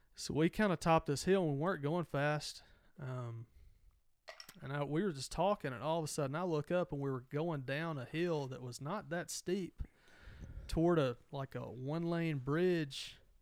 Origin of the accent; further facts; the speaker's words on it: Mississippi, United States; growing up in Mississippi